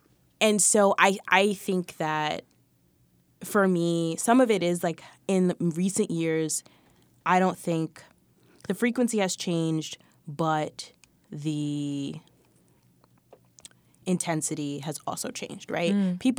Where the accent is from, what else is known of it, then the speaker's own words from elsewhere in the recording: New York, United States; I'm a New Yorker. I've been out here.